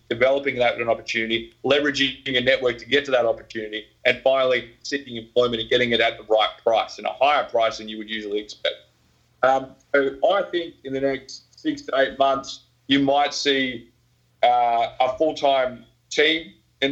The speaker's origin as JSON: {"language": "English", "country": "Australia", "said": "I'm Australian."}